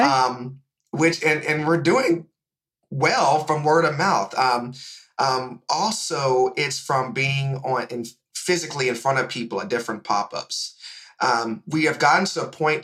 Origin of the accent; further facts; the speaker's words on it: Indianapolis, Indiana, United States; now in Atlanta, United States; I'm originally from Indianapolis, Indiana